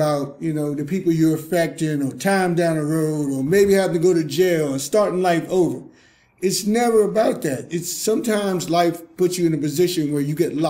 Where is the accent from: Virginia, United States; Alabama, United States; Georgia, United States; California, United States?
Virginia, United States; I grew up on Sunnyside, which is Sunnyside Baptist Caroline.